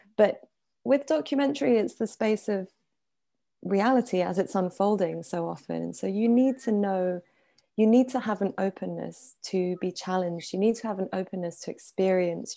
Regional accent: Paris, Île-de-France, France; also born or lived in Iran / United Kingdom; I grew up in Paris. I'm Iranian and British.

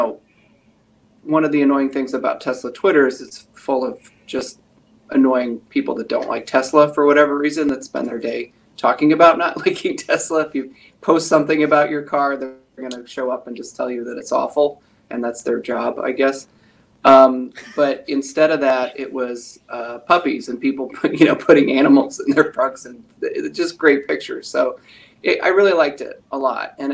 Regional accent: Pennsylvania, United States; moved away as an adult; I'm originally from Pennsylvania

